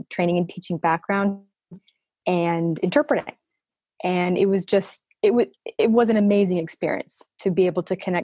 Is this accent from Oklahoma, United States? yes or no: no; Maryland, United States; also born or lived in Washington, D.C. / Madrid, Spain; So I'm originally from Maryland. I was born in DC. I'm from Maryland.